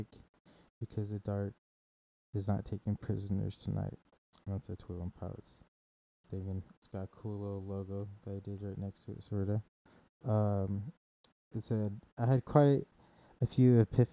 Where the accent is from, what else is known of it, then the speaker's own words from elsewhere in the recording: Kansas City, Missouri, United States; moved away; When I grew up in Kansas City, Missouri